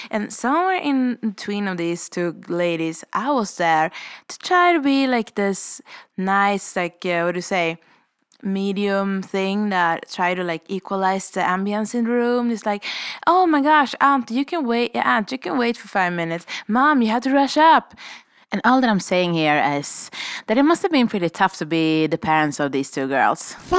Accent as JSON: {"language": "English", "country": "Sweden", "moved": "as an adult", "lives_now": "Revelstoke, Canada"}